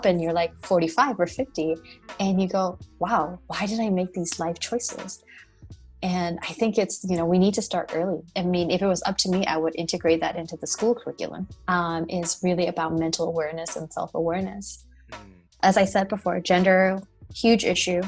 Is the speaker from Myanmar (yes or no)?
yes; Myanmar; moved away as an adult; also born or lived in United States; I am a Burmese